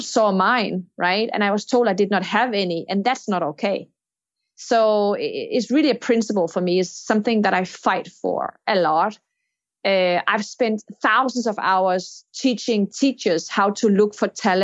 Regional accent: Denmark; my home country, Denmark

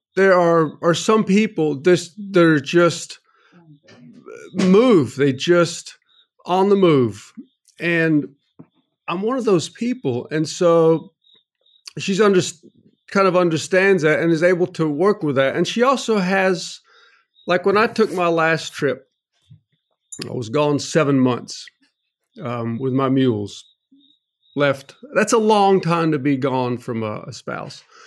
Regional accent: North Carolina, United States; I grew up in North Carolina, went to N C State University

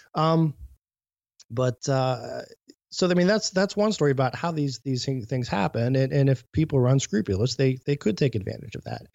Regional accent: Mahoning County, Ohio, United States; also born or lived in Cuyahoga County, Ohio; I had registered in my hometown, um, you know, through our government class

